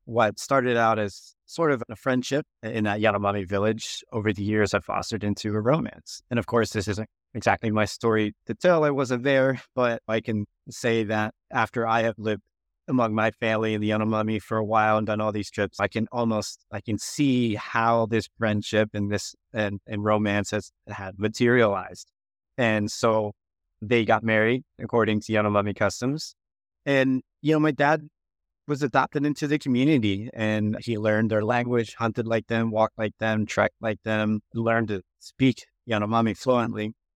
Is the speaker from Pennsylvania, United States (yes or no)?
yes; Philadelphia, Pennsylvania, United States; when my mom arrived in, in United States, I was born shortly after in Philadelphia.